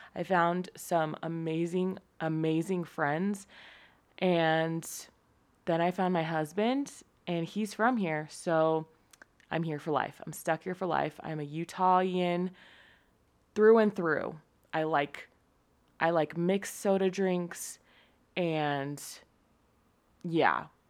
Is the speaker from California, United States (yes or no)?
yes; San Diego, California, United States; moved away as an adult; also born or lived in Utah; I was born in San Diego, California to my amazing parents